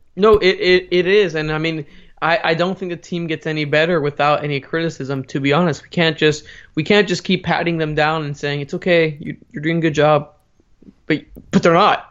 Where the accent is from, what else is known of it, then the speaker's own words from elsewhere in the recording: United States; As an American